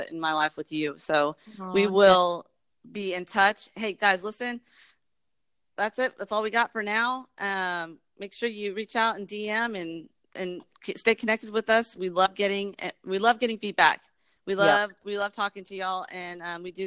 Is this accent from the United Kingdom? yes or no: no; Texas, United States; also born or lived in New York / Germantown, Tennessee; we moved to Texas